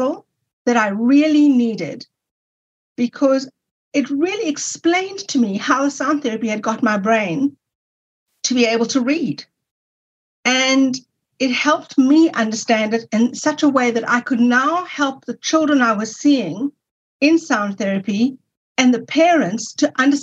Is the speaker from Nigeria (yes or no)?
no; South Africa; you can hear that I'm from South Africa, when I returned to South Africa, I was able to go to university and study